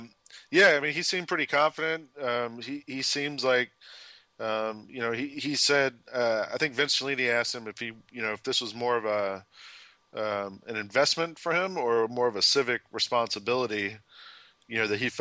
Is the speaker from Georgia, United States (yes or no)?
yes; Atlanta, Georgia, United States; moved away; I'm from Atlanta originally.